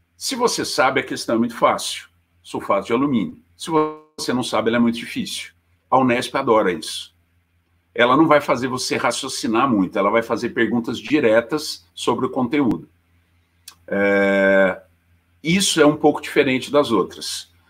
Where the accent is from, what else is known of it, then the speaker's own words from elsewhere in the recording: Poços de Caldas, Minas Gerais, Brazil; accent: caipira; eu sou de Poços, né, mineiro, é, meu sotaque também não nega, né, caipirão para caramba